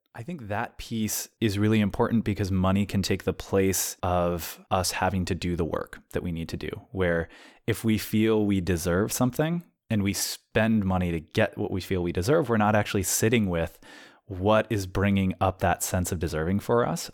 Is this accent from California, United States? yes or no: yes; San Luis Obispo, California, United States; moved away; I am staying with a friend in San Luis Obispo, which is my hometown